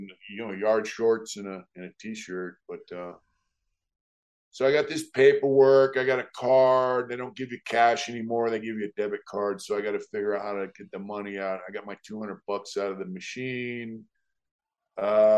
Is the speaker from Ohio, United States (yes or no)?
no; San Diego, California, United States; I'm from San Diego.